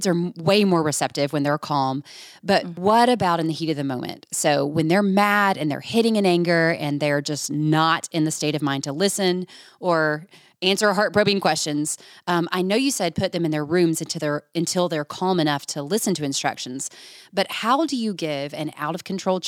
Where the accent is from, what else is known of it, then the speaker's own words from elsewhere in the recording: Georgia, United States; moved away; my home state of Georgia